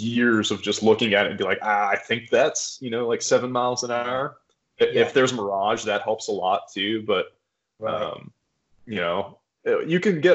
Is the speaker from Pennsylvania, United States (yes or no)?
yes; western Pennsylvania, United States; I grew up in kind of rural Pennsylvania on the East Coast. I grew up on the western side of the state